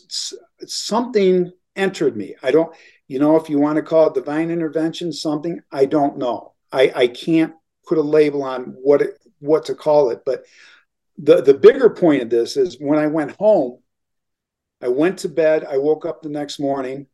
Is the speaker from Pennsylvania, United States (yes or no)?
no; Elmira, New York, United States; moved away as an adult; once I moved back to my hometown in upstate New York, in Elmira